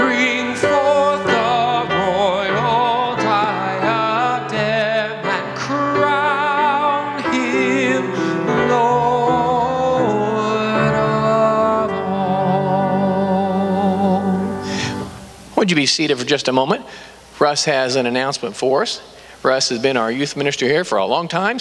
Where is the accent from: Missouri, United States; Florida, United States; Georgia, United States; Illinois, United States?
Missouri, United States; Excelsior Springs; I grew up in Excelsior, so Lexington's just down the road